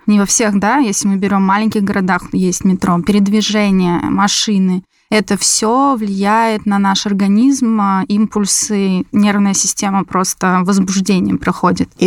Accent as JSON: {"language": "Russian", "region": "Moscow Oblast", "country": "Russia", "tie": "born there", "said": "Я родилась в Подмосковье."}